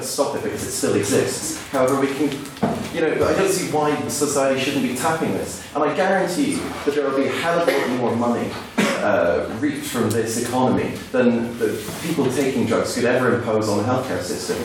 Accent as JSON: {"language": "English", "country": "Ireland", "moved": "as an adult", "lives_now": "Belfast, United Kingdom", "said": "I come from the Republic of Ireland"}